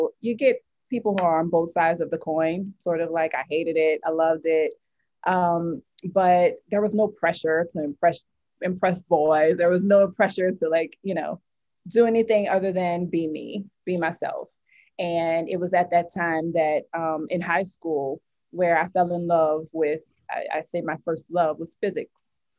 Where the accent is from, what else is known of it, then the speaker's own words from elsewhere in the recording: New Orleans, Louisiana, United States; Yes, I am.